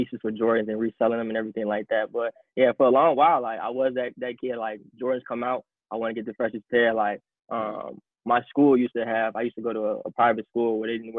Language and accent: English; Matteson, Illinois, United States; also born or lived in Iowa City, Iowa; I'm from the South Suburbs of Chicago. I live in Matteson, Illinois